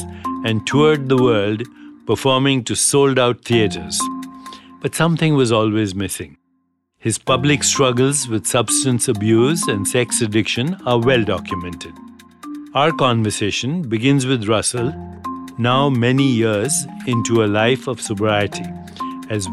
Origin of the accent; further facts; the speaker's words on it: India; moved away; my home country of India